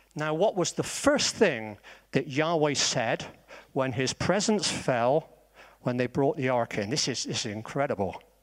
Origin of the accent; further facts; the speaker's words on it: Bristol, South West England, United Kingdom; accent: Bristolian; I am Bristolian, so maybe my accent sounds like Wurzel Gummidge